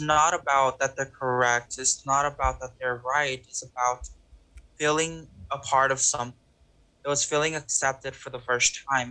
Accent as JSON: {"language": "English", "region": "Texas", "country": "United States", "tie": "born or raised there", "said": "I grew up in Texas"}